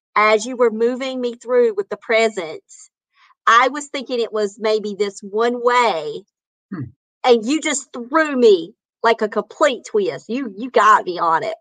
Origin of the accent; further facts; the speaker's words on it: North Carolina, United States; I'm from North Carolina.